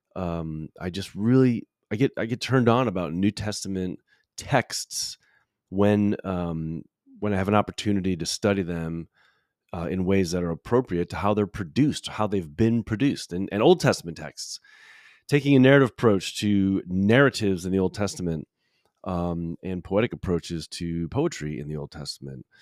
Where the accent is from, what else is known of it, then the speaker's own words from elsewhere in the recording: Chicago, Illinois, United States; also born or lived in Grand Rapids, Michigan; now in Louisville, United States; I grew up in Chicago, spent twelve years in Grand Rapids, Michigan